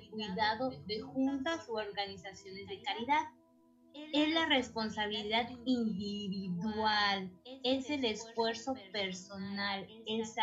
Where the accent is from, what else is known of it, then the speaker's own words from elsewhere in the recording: Mexico; now in Mérida, Mexico; bueno pues yo soy de México eh, vivo en la ciudad de Mérida, al sur de México.